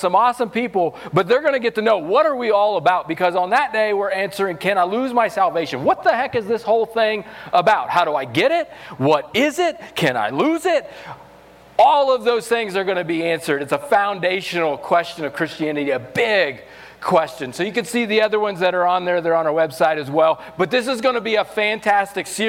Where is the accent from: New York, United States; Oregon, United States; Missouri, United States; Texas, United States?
Missouri, United States; moved away as an adult; also born or lived in New Mexico; now in Los Alamos, United States; I'm from Missouri, so I'm country